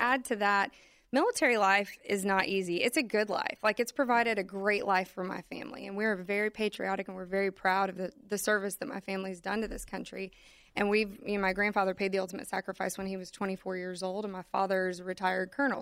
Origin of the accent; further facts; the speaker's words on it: Austin, Texas, United States; growing up in Austin